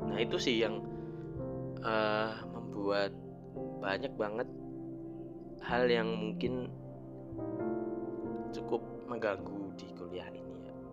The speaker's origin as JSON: {"language": "Indonesian", "town": "Semarang", "region": "Central Java", "country": "Indonesia", "lives_now": "Malang, Indonesia", "said": "selama aku di Malang sini ya karena aku asalnya dari Semarang"}